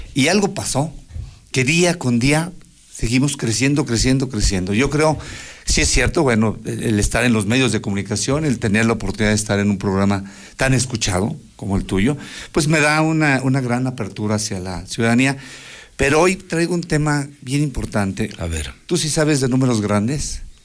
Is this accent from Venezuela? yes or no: no; Aguascalientes, Mexico; nosotros que sí somos de Aguascalientes